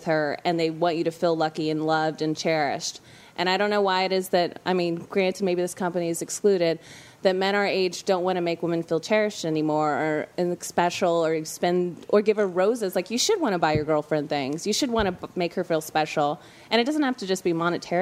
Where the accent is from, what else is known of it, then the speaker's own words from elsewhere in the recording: Louisiana, United States; I'm from Louisiana